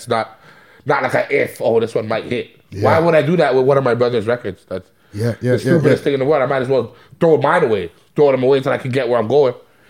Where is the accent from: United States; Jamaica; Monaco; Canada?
Canada; Toronto, Ontario; we're from Toronto.